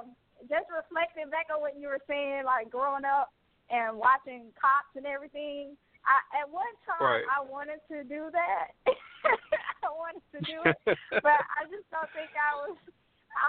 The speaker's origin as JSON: {"language": "English", "town": "Mobile", "region": "Alabama", "country": "United States", "tie": "born or raised there", "said": "here in my hometown, my city"}